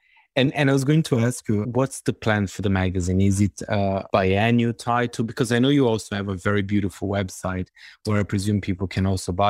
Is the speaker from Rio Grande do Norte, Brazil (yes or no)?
no; São Paulo, Brazil; my hometown, São Paulo